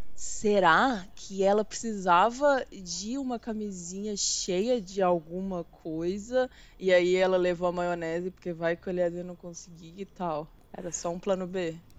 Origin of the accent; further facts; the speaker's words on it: Belo Horizonte, Minas Gerais, Brazil; eu sou de Belo Horizonte